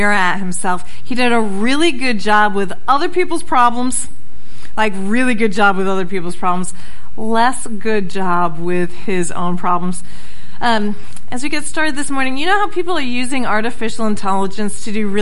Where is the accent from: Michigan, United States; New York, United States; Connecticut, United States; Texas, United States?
Connecticut, United States; moved away; I'm from Connecticut